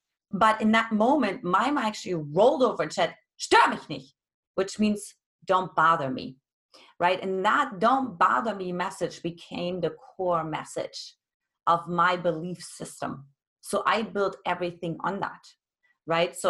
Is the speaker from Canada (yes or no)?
no; East Germany, Germany; now in United States; I grew up in Eastern Germany, which back then was communist